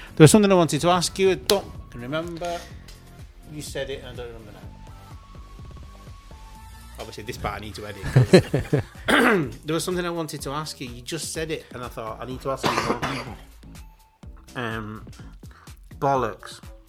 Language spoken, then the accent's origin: English; United Kingdom; I'm British.